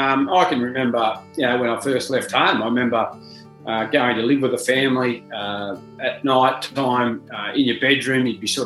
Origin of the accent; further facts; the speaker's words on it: Junee, New South Wales, Australia; growing up in Junee. I grew up in a family of eight.